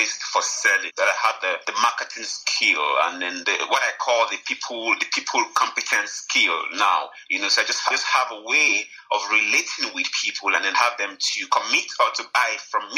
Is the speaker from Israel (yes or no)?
no; Kogi, Nigeria; I am from Nigeria. I am from the north central of Nigeria, Kogi State, to be precise.